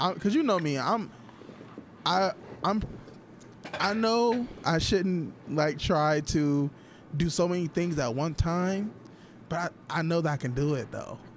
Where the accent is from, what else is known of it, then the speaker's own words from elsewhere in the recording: Toledo, Ohio, United States; I'm from Toledo